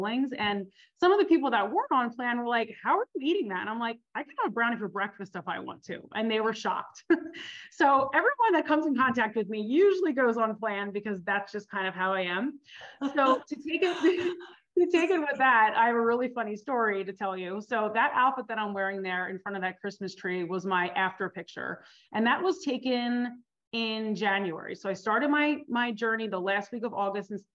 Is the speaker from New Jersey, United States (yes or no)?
yes; New Jersey, United States; I grew up in New Jersey. I'm a Jersey girl, Italian